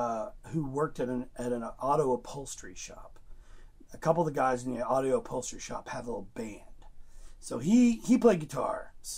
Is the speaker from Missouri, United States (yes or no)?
yes; Joplin, Missouri, United States; I grew up in Missouri, Joplin, Missouri, a little tiny town, 40,000 people in the corner of Kansas, Oklahoma, and Arkansas, the 4-state area.